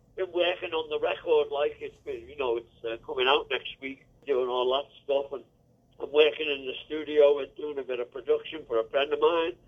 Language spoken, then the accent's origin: English; Liverpool, North West England, United Kingdom; I'm from Liverpool